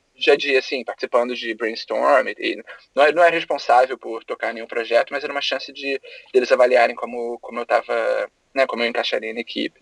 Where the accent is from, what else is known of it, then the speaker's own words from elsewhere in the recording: Rio de Janeiro, Brazil; moved away as an adult; now in United States; eu sou do Rio, é, eu me formei em design gráfico na PUC do Rio